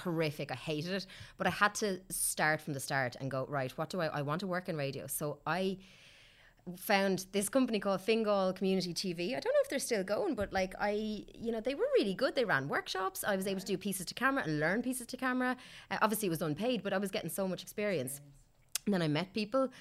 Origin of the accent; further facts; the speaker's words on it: Kilkenny, Leinster, Ireland; moved away as an adult; also born or lived in Australia; now in Dublin, Ireland; I'm from Kilkenny originally